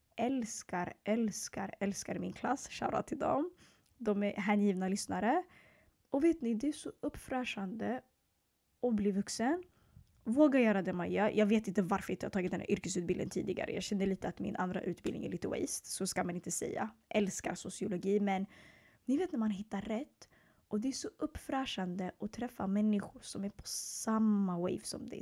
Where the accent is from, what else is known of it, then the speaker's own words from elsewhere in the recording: Stockholm, Stockholm County, Sweden; also born or lived in Eritrea (ancestry); Jag är född och uppvuxen i södra Stockholm i två förorter som heter Hagsätra och Bredäng